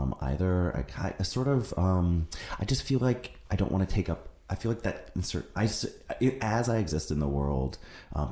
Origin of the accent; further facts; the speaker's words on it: Seattle, Washington, United States; moved away; my hometown in Seattle